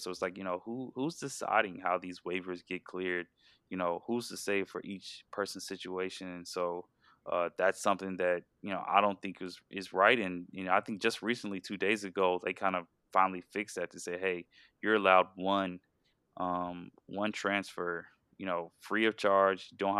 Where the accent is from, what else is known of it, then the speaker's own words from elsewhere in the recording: Georgia, United States; hey, you know, I'm from Georgia, Oregon really appealed to me, I want to go out to Oregon. But then I realized, you know, I'm kind of homesick and I want to move back home.